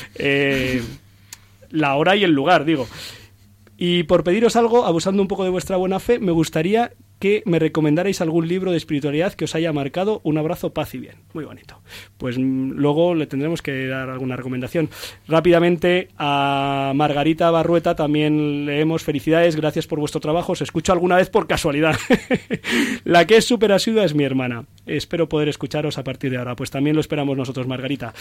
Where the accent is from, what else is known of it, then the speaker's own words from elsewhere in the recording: Ciempozuelos, Community of Madrid, Spain; el párroco de Cienpozuelos, mi pueblo, mi parroquia